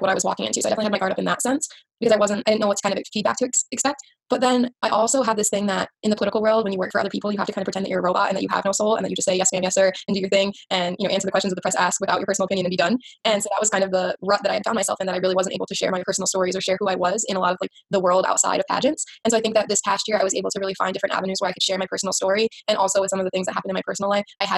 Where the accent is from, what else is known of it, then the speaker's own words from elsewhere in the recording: South Dakota, United States; my hometown